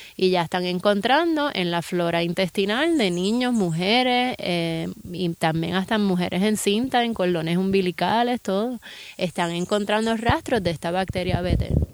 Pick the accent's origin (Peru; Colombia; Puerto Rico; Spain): Puerto Rico; en Puerto Rico tenemos muchas ventajas. O sea, estamos viviendo en un país